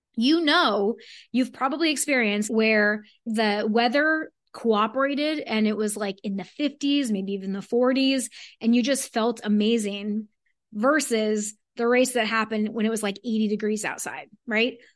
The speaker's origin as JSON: {"language": "English", "region": "South Florida", "country": "United States", "said": "I'm from South Florida"}